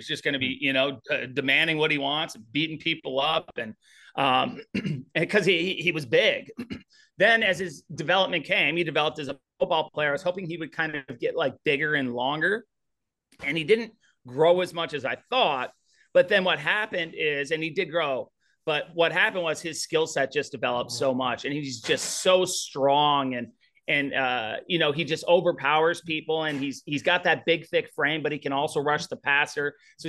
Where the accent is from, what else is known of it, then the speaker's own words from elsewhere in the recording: St. Louis, Missouri, United States; Yeah, so St. Louis football, going back, I grew up kind of around St. Louis football.